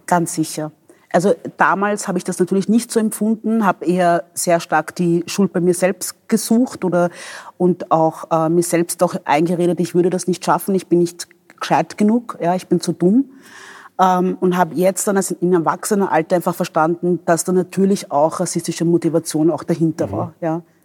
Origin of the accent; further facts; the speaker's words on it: Vienna, Austria; also born or lived in Democratic Republic of the Congo / Angola / Traiskirchen; ich bin also als Wienerin, ich bin hier aufgewachsen, ich bin hier in den Kindergarten gegangen